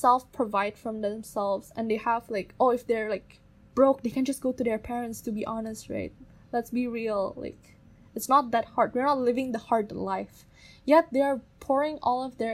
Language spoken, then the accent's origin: English; Indonesia; we are from the Chinese-Indonesian community